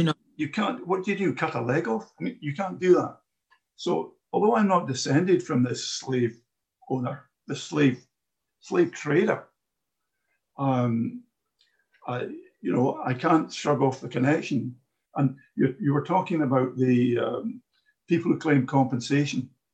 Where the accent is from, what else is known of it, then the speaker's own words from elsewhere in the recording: Glasgow, Scotland, United Kingdom; I'm a Glaswegian